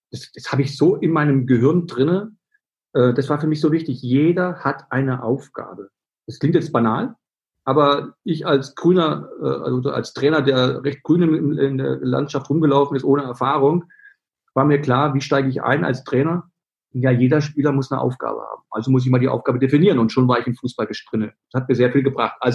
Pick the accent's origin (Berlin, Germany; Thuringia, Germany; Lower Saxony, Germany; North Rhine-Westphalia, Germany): Berlin, Germany; das bin ich nicht, ich bin Berliner, ich bin emotional